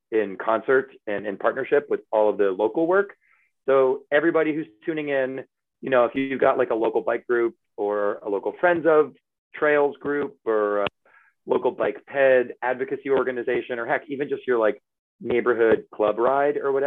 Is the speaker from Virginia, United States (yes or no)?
yes; Reston, Virginia, United States; moved away as an adult; now in Boston, United States; I grew up in Northern Virginia, which, you know, 15 miles outside DC